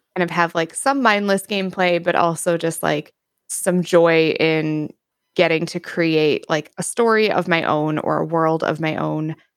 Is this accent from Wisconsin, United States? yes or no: yes; Wisconsin, United States; I am from the United States. Uh, more specifically, I am from the Northern Midwest, and more specifically than that, I am from Wisconsin